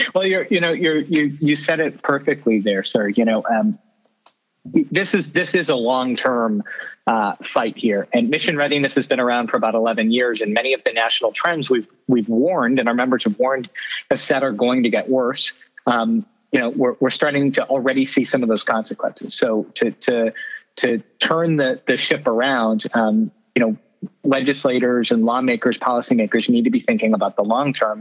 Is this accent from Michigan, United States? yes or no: no; York County, Maine, United States; when I was growing up in York County